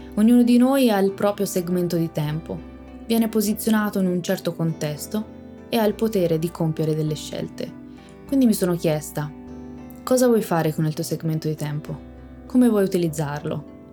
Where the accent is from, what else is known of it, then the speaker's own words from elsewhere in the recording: Tuscany, Italy; sono toscana